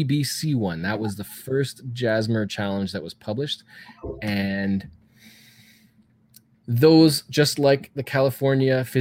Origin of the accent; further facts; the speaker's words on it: Canada; I'm Canadian. I got to say Z.